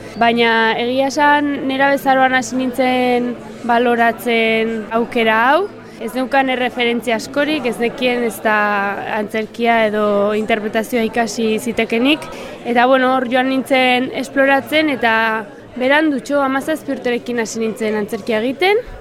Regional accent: Oion, Basque Country, Spain; nire herria dago logroinotik oso gertu

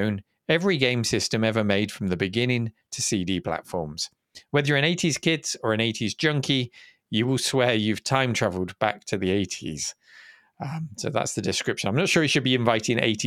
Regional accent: United Kingdom; as a Brit

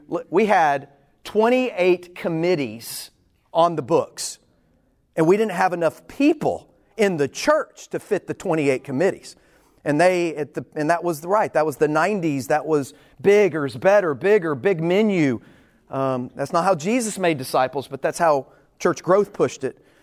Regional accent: Texas, United States; I'm from Texas. I haven't lived anywhere other than Texas.

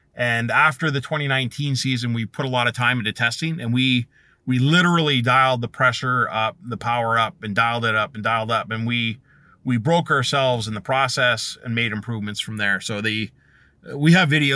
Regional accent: Canada; being Canadian

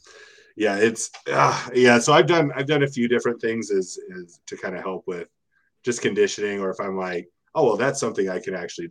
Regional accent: Southern California, United States; I grew up in Southern California

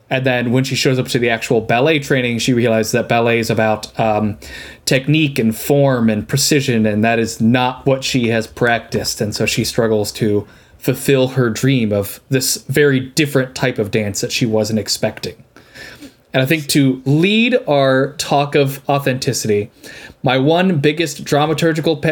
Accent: Columbus, Ohio, United States; I'm from Columbus originally

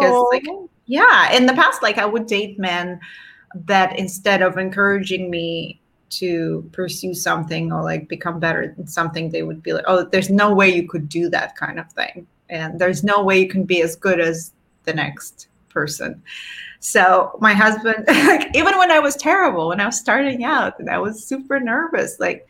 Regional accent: Russia; moved away; growing up in Soviet Russia with no feminine sanitary products

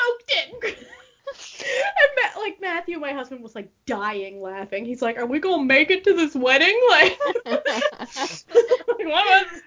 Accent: Canada; my mom married a Canadian and I grew up in Canada, so I'm Canadian

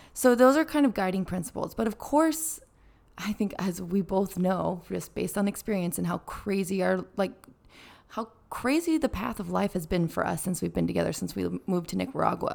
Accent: California, United States; I'm from California

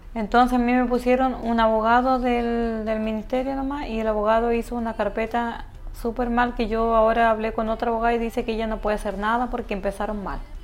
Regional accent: Coyhaique, Aysén, Chile; en Coyhaique donde yo nací

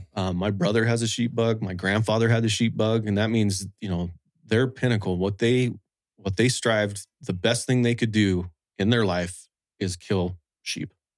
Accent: Wyoming, United States; I was actually born and raised in, uh, Wyoming

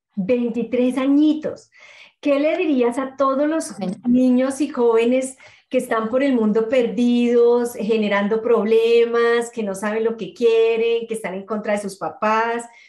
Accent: Colombia; moved away; como colombiana en el exterior

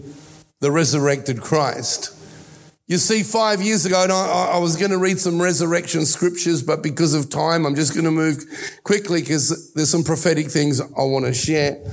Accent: Australia; accent: Australian; also born or lived in Italy; he came to Australia from Italy with us, with me. I'm an only child, in 1960. I was 4 years old, and I have taken on the accent of Australia

